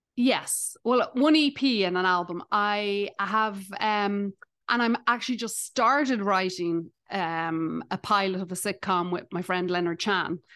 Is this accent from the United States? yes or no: no; Ireland; accent: Irish; now in Canada; I'm Irish